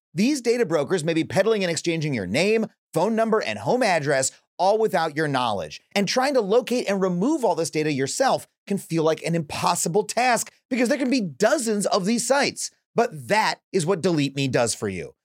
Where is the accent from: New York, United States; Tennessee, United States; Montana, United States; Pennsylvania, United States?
New York, United States; I'm saying this as a New Yorker